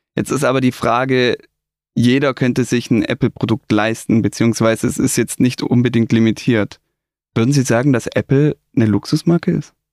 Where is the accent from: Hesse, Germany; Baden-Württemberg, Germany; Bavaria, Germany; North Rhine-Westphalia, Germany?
Baden-Württemberg, Germany; Stuttgart; ich bin in Stuttgart aufgewachsen